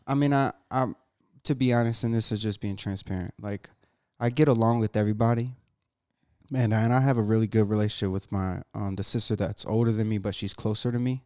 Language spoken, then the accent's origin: English; Jacksonville, North Carolina, United States; moved away; also born or lived in Massachusetts; I grew up in Branchwood